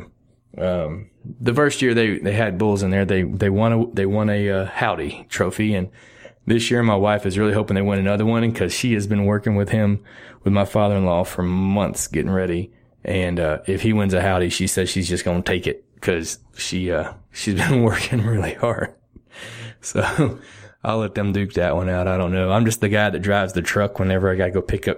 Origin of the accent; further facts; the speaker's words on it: Texas, United States; I'm from Texas